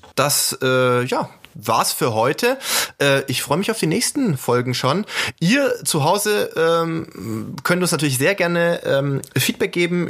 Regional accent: Sindelfingen, Baden-Württemberg, Germany; als gebürtigen Schwaben äh, in Sindelfingen

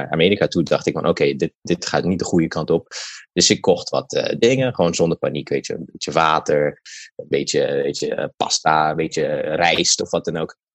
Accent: Ethiopia; now in United States; ik kom uit

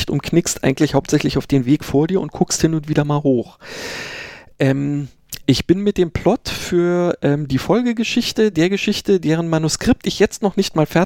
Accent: Berlin, Germany; ich bin ja in Berlin äh, geboren und aufgewachsen, äh, dementsprechend gab es da sowas

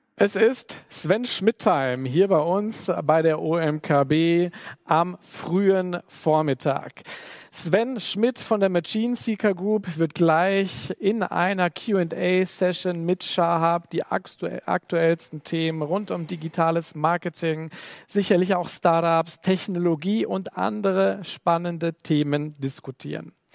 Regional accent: the Ruhr area, North Rhine-Westphalia, Germany; Ich selber komme auch aus dem Pott

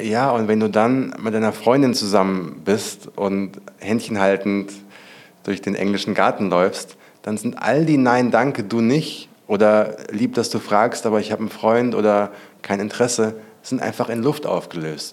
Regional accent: Hesse, Germany; ich bin ja auch auf dem Dorf aufgewachsen. Ich komme ja aus Hessen

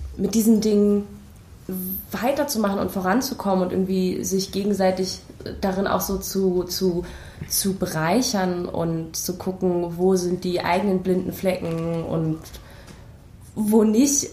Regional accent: Berlin, Germany; ich komme aus Berlin

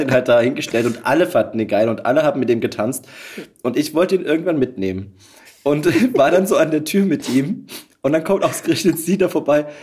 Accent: Pirna, Saxony, Germany; moved away; in meine Geburtsstadt na, nach Pirna

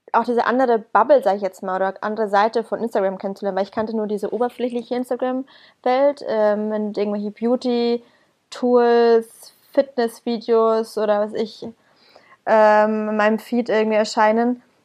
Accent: Bamberg, Bavaria, Germany; now in Berlin, Germany; aus meiner Heimat Bamberg

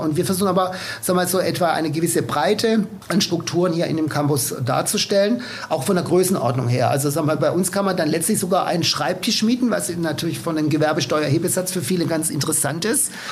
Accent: Swabia, Germany; als Schwabe

